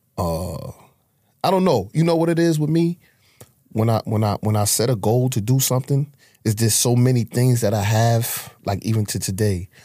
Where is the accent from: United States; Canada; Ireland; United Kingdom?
United States; New York City, New York; I'm from Harlem. I grew up in Harlem.